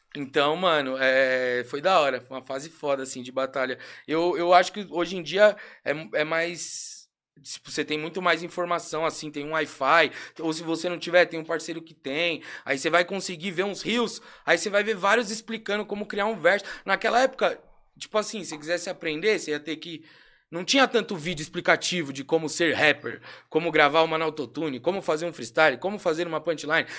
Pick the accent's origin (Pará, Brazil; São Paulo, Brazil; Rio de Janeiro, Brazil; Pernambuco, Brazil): São Paulo, Brazil; Nascido e criado aqui na Pompeia